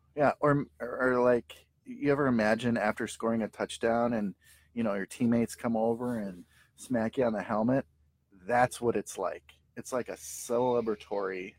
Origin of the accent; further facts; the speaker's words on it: St. Paul, Minnesota, United States; we're from St. Paul, Minnesota.